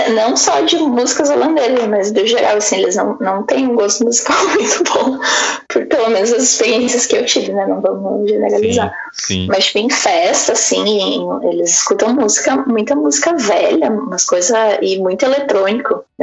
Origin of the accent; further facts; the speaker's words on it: Brazil; eu e todas as minhas amigas brasileiras, como bons brasileiros, a gente uhum. não ia passar o carnaval em casa.